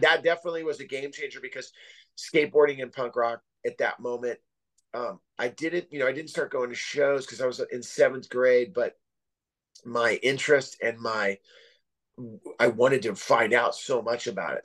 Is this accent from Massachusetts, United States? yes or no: no; Santa Cruz, California, United States; also born or lived in San Jose; now in Oceanside, United States; growing up in Northern California, um, you know, as a little kid, I lived I lived out in the middle of nowhere. We lived in the Santa Cruz Mountains